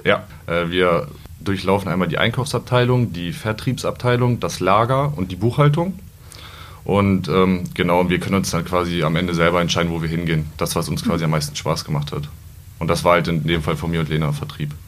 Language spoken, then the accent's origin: German; Peine, Lower Saxony, Germany; Ich komme gebürtig aus Peine, wohne da auch noch